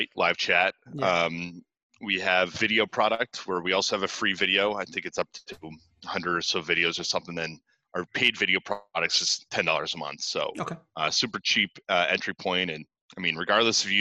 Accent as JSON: {"language": "English", "town": "Boston", "region": "Massachusetts", "country": "United States", "said": "I'm from Boston"}